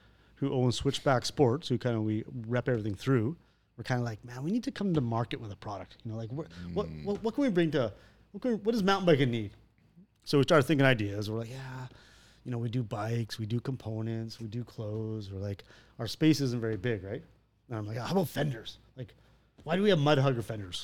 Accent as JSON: {"language": "English", "country": "Canada", "said": "We're Canadian"}